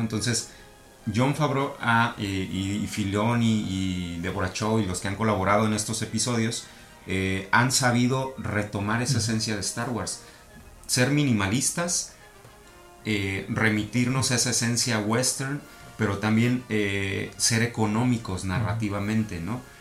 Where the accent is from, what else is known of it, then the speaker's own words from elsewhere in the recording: Mexico City, Mexico; now in Tijuana, Mexico; soy chilango.